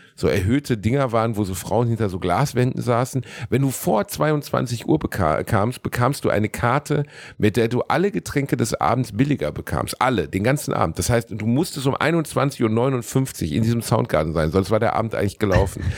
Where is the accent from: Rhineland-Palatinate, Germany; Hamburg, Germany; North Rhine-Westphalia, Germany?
North Rhine-Westphalia, Germany; Gelsenkirchen; ich komme aus Gelsenkirchen, da gab es keinen Club